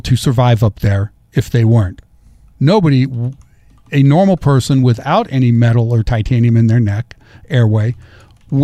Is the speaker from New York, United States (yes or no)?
no; Central Valley, California, United States; Growing up in the Central Valley, growing up with the American River and the Sacramento River is my playground.